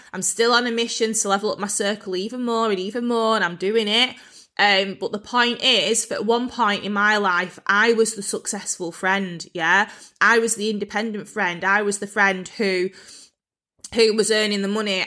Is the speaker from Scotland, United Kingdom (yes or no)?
no; Bolton, North West England, United Kingdom; moved away; I was actually brought up in quite a rough part of Bolton.